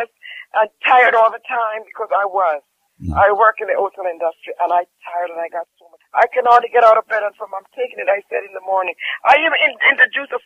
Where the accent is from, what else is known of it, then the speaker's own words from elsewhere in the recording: Jamaica; I'm from Jamaica